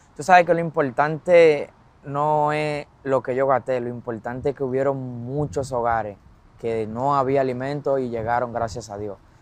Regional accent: Dominican Republic

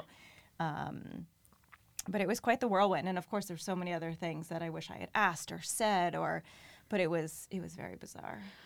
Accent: New Haven, Connecticut, United States; also born or lived in Wallingford, Connecticut / Norwalk, Connecticut; I grew up in the New Haven area and then in middle school had moved, um, to the Wallingford area.

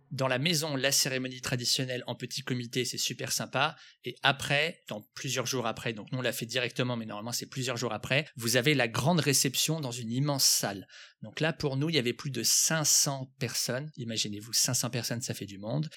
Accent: France; now in Vietnam; en tant que Français lorsque je vis au Vietnam

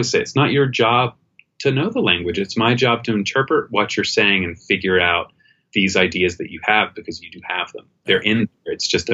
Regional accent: England, United Kingdom; moved away; I was living in the UK. I grew up in England

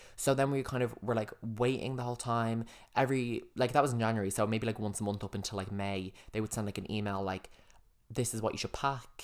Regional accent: Ireland; we just recognised other Irish people straight away

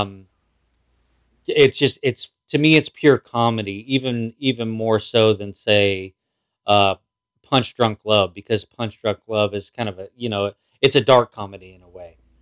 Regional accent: outside Los Angeles, California, United States; I didn't grow up in L A. I grew up outside

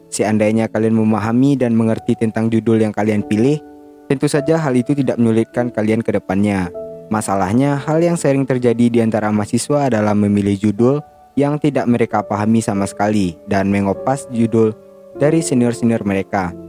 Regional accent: West Sumatra, Indonesia; accent: Minang; Indonesia dan sedikit terbawa logat Minang, gue nggak gue nggak bilang logat logat bahasa lain ya, logat bahasa gue sendiri gitu.

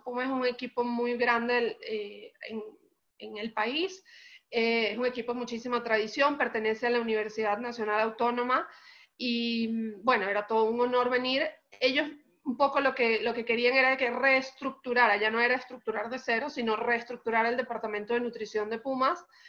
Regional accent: Caracas, Capital District, Venezuela; now in Mexico; soy venezolana, caraqueña, eh, muy, orgullosa de, ser caraqueña

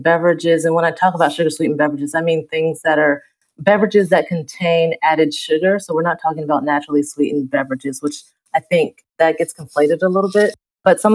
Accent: the South, United States; moved away; I was born and raised in the South

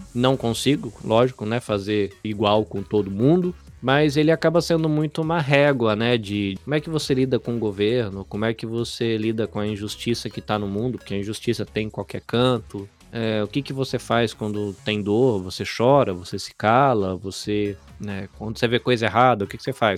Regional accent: Brazil; moved away as an adult; now in Kosai, Japan; sou brasileiro, vivo no Japão

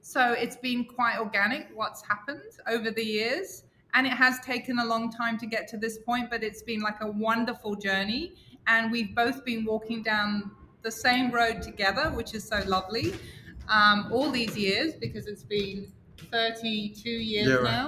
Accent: England, United Kingdom; I'm Catholic and I come from England

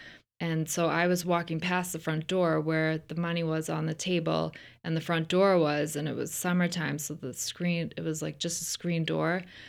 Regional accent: Ireland; now in United States; it's cause I'm not like grown up in America or something.

